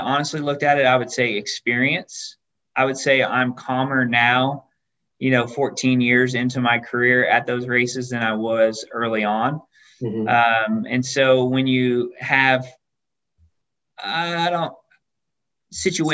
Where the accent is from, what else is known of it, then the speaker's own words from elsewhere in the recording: Glendale, Arizona, United States; I grew up in Glendale, Arizona